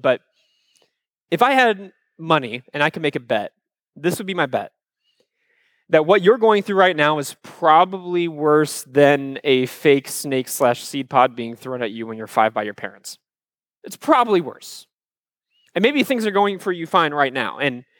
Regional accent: Cedar Rapids, Iowa, United States; I love Iowa. I grew up in Cedar Rapids, Iowa, which is, if you've never been there before, think of a town like Fort Myers, about the same size.

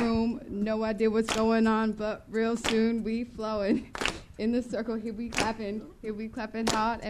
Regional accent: Atlanta, Georgia, United States; It's chilly in San Francisco because I'm from Atlanta

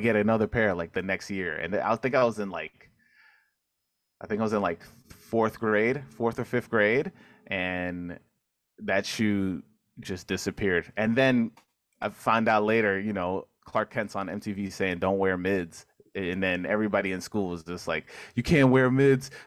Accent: New York City, New York, United States; also born or lived in Manhattan; I grew up in Queens, Corona Queens.

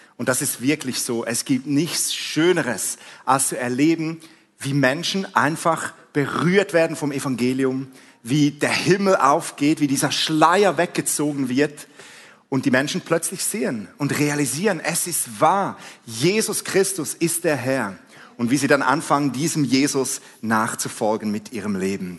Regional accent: Switzerland; accent: Swiss; vielleicht hast du es schon an meinem Akzent gehört, ich bin ein Schweizer

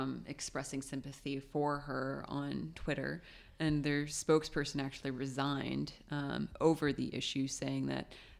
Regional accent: Lebanon; Lebanon, which is my home country

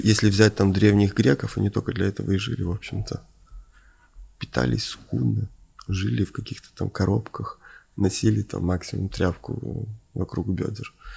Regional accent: Ukraine; moved away; also born or lived in Moscow / Venice; я родился на Украине, провел там часть жизни

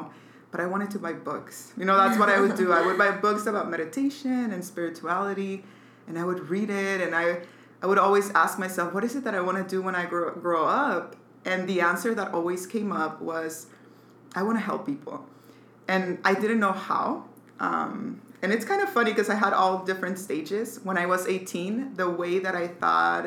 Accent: Mexico City, Mexico; I was born in Mexico City. My family, really, I had a really good childhood, really good people.

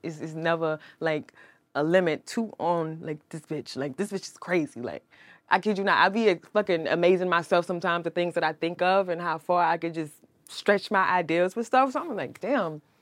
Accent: Milledgeville, Georgia, United States; moved away as an adult; now in Atlanta, United States; I'm not from Atlanta. My hometown is an hour and a half away from Atlanta, Milledgeville, Georgia.

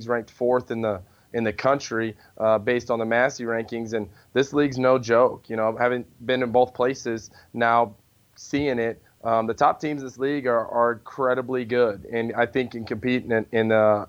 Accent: the Midwest, central Illinois, United States; moved away; I'm from the Midwest, and it's only 3 hours from home. In the central Illinois, it's 3 hours from the suburbs

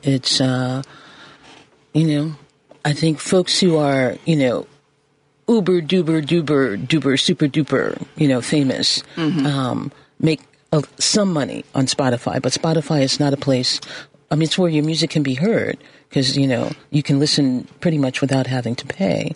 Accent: Chicago, Illinois, United States; I'm a Chicagoan

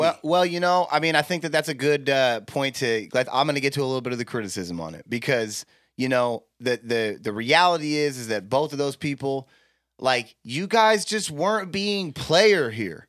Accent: United States; I'm an American

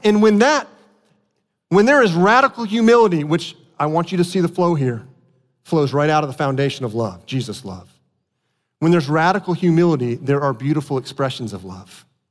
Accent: South Florida, United States; moved away; I grew up in South Florida.

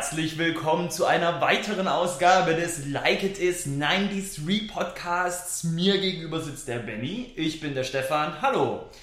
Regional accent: Weissacher Tal, Baden-Württemberg, Germany; Ich komme ja aus Weißerem Tal, ne? also eine Gemeinde, 7000 Einwohner, glaube ich

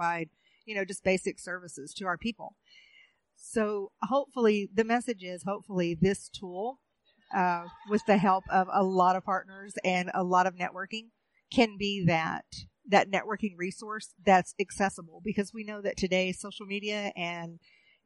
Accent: Oklahoma, United States; moved away as an adult; also born or lived in Pine Ridge Reservation / Standing Rock; I'm originally from Oklahoma

